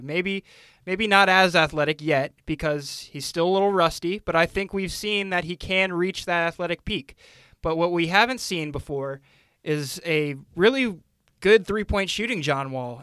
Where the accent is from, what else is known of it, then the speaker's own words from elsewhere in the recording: Northern Virginia, United States; growing up in Northern Virginia